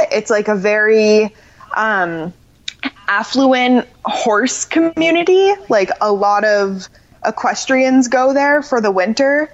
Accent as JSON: {"language": "English", "town": "Orlando", "region": "Florida", "country": "United States", "tie": "born or raised there", "said": "I grew up in Orlando and I grew up riding horses"}